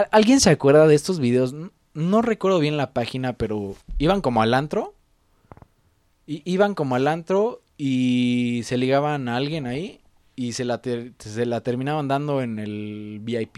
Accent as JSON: {"language": "Spanish", "region": "Mexico City", "country": "Mexico", "said": "como chilango"}